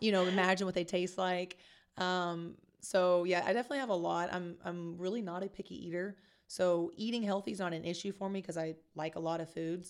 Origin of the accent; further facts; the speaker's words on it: Kentucky, United States; moved away as an adult; also born or lived in Columbus / Chicago; now in San Antonio, United States; I originally grew up in a small town in Kentucky